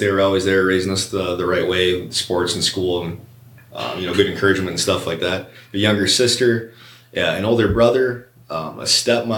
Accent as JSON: {"language": "English", "town": "Trenton", "region": "Michigan", "country": "United States", "tie": "born or raised there", "said": "I grew up in Trenton, you know, downriver"}